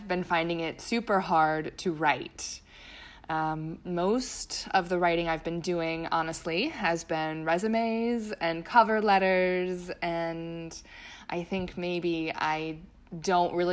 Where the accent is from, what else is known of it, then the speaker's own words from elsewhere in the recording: Pennsylvania, United States; my home state, Pennsylvania